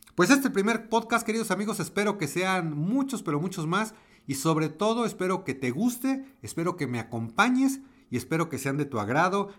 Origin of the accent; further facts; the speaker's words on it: Mexico; Yo soy mexicano, vivo en México, esto lo estoy grabando en la Ciudad de México